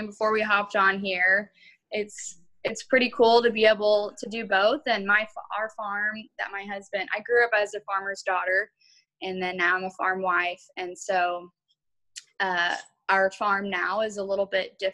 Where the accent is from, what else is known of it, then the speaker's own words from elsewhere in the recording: Central Illinois, United States; I am from Central Illinois